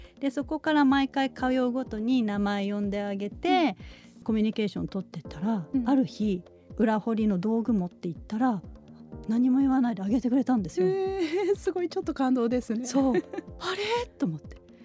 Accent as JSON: {"language": "Japanese", "town": "Kawasaki", "region": "Kanagawa", "country": "Japan", "tie": "born or raised there", "also_born_or_lived": "Tokyo", "moved": "yes", "lives_now": "Chiba, Japan", "said": "私はですね神奈川県の川崎市の本当に住宅街で生まれ育って"}